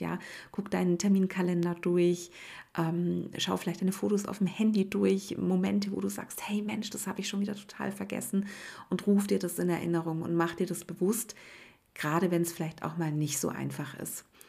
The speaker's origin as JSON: {"language": "German", "region": "Swabia", "country": "Germany", "said": "bei uns in Schwaben"}